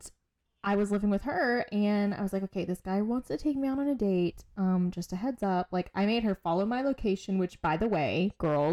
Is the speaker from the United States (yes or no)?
yes; near Fort Stewart, Savannah area, Georgia, United States; So Fort Stewart is more so like closer to my hometown